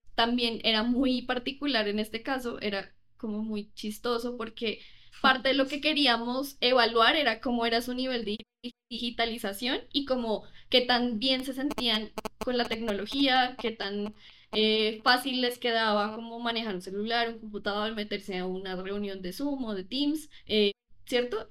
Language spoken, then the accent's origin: Spanish; Colombia; yo sí creo que en Colombia manejamos un inglés mucho más americano